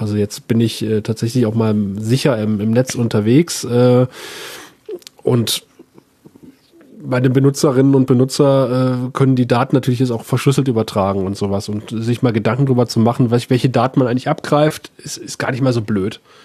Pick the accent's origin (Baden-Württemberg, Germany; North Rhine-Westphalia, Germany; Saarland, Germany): North Rhine-Westphalia, Germany; 35 km south of Aachen, at the Belgian border; accent: Rheinländer; moved away as an adult; also born or lived in Saxony / Cottbus; ich bin zwar in Aachen geboren, Aachen liegt ja im Rheinland, äh, also im Marienhospital, aber ich bin äh, 35 Kilometer südlich